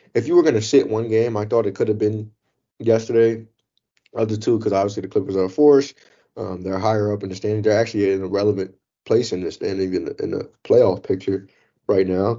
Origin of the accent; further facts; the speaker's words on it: Chicago, Illinois, United States; moved away; I'm from Chicago